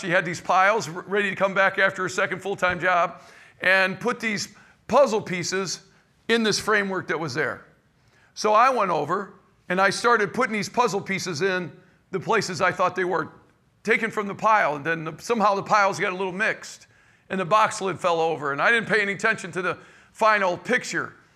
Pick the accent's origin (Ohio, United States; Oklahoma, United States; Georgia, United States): Ohio, United States; Cleveland; now in St. Louis area, United States; I was raised in Cleveland, Ohio